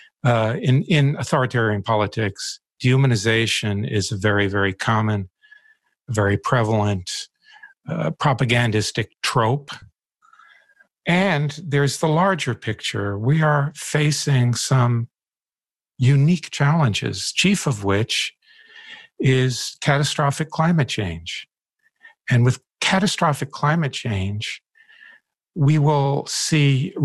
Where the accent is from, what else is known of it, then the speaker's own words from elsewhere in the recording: Deep South, United States; now in Maine, United States; I grew up in the Deep South in the 1950s and 60s